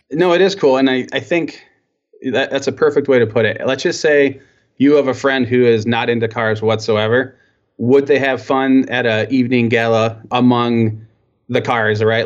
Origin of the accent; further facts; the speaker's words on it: Michigan, United States; I was born here and, uh, and yeah, so I'm, I'm, um, um, very proud to be from Michigan